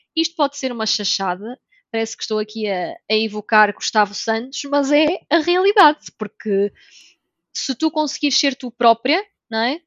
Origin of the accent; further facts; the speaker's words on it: North, Portugal; moved away as an adult; now in Lisbon, Portugal; eu sou do Norte